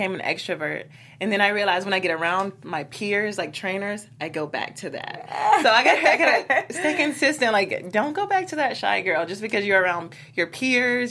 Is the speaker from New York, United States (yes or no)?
no; Georgia, United States; I'm from Georgia